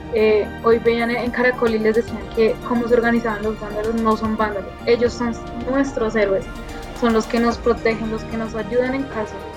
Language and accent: Spanish; Colombia; como colombianos